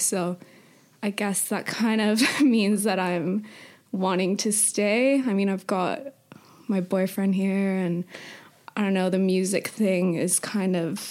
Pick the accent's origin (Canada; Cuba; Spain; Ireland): Canada; moved away as an adult; also born or lived in Mexico; now in London, United Kingdom; it does feel nice to go back to Canada, because it's comforting and it's like where I grew up